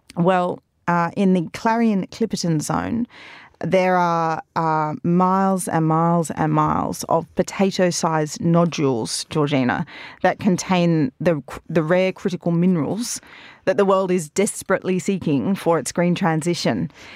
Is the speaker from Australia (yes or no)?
yes; Australia; being Australian